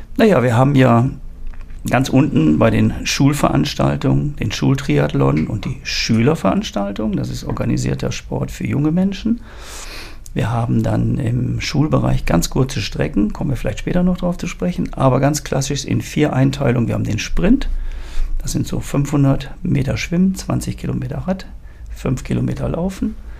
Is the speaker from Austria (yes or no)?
no; Ruhr area, North Rhine-Westphalia, Germany; moved away; also born or lived in German coast / Harz; Ursprünglich geboren im Ruhrgebiet, bin jetzt eigentlich ein Mensch der Küste